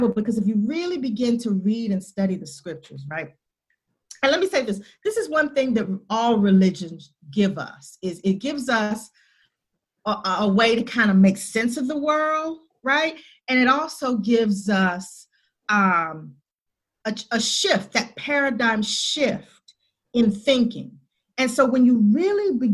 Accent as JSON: {"language": "English", "region": "the South of the United States", "country": "United States", "said": "I'm from the South of the United States"}